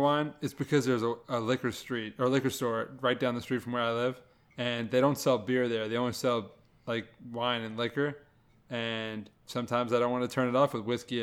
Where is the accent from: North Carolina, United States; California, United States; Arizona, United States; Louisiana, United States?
Louisiana, United States; moved away; also born or lived in Ohio; we grew up in Louisiana